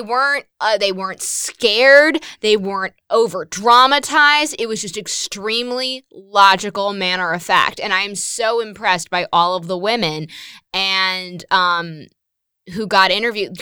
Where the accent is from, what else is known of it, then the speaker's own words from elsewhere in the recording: Westchester, New York, United States; I'm from Westchester, New York